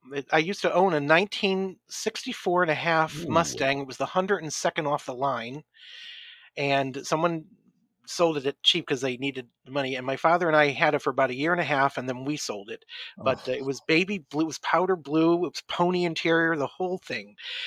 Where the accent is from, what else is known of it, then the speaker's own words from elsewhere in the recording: Scotland, United Kingdom; See, I am Scottish, and I do want to someday try scotch, though.